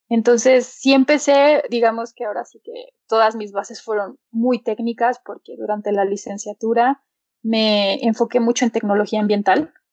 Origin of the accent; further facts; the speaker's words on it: Aguascalientes, Mexico; also born or lived in Leeds, England; pues soy de Aguascalientes. Estudié ciencias ambientales en la Universidad Autónoma de, aquí de Aguascalientes